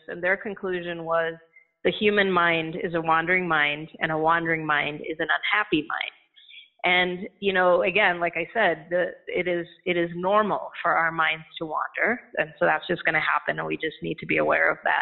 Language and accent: English; India; moved away as an adult; also born or lived in Chennai / Indianapolis, United States; now in United States; I grew up in India. I was born in India, but I always knew that I wanted to come to the U.S. And so when I was 19, I left India and I landed in Indianapolis to go to school.